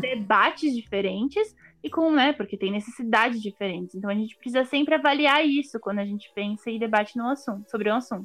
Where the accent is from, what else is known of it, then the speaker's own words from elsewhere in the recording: Brazil; nós somos mulheres brasileiras